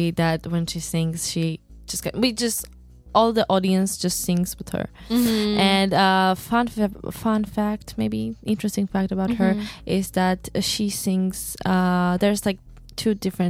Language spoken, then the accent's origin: English; Samegrelo-Zemo Svaneti, Georgia; actually I'm from San Miguelo, and I speak Megrelian.